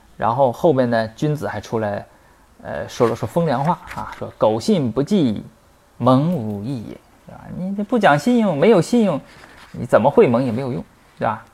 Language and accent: Chinese; Northeast China, China; accent: Northeastern Mandarin; 我们东北话里边没有入声字